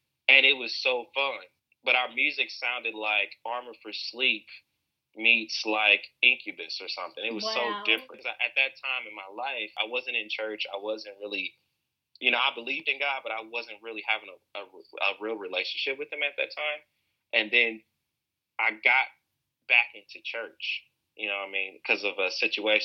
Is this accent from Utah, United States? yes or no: no; Alton, Illinois, United States; I was born in Alton, Illinois, and Alton is a very historical town